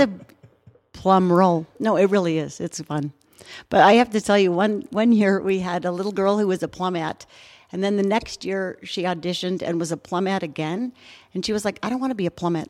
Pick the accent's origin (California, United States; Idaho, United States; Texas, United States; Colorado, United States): Colorado, United States; Fairplay; also born or lived in Boulder, Colorado; I grew up on a ranch in South Park, Fairplay, Colorado